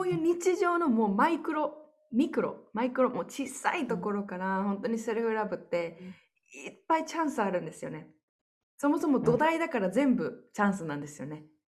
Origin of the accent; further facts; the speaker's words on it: Japan; moved away as an adult; 私って日本人として